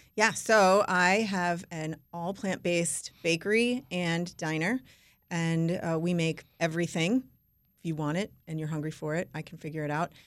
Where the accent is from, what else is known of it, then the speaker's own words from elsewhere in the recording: New York, United States; I'm from New York, Jewish and Italian.